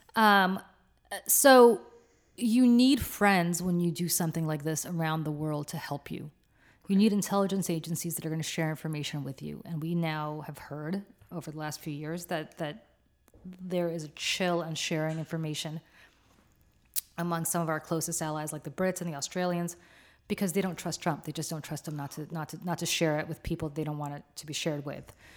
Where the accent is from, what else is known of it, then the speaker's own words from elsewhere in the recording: New Jersey, United States; Senator Booker from my home state of New Jersey